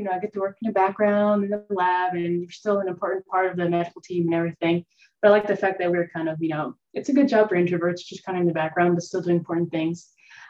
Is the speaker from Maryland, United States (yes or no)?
no; Tampa, Florida, United States; also born or lived in New York City; So I grew up in Tampa, Florida